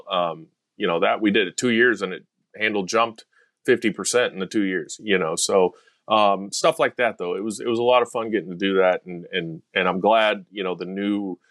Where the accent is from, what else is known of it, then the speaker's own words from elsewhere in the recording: Shreveport, Louisiana, United States; moved away; also born or lived in Arizona / Texas; I was born in Shreveport, Louisiana. My dad worked at Louisiana Downs